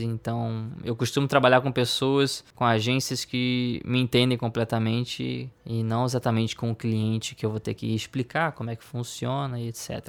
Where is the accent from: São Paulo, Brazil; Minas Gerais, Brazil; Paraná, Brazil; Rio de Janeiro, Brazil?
Rio de Janeiro, Brazil; Eu, eu sou carioca, sou do Rio de Janeiro, tenho 29 anos